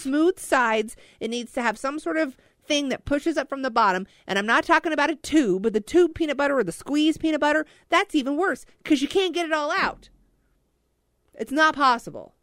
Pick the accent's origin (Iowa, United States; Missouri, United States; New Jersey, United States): Missouri, United States; Joplin; I'm from Joplin, Missouri